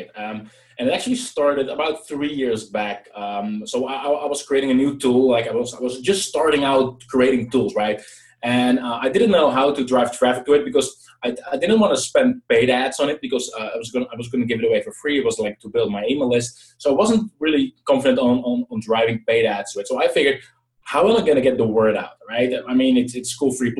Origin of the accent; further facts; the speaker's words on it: Netherlands; I'm from the Netherlands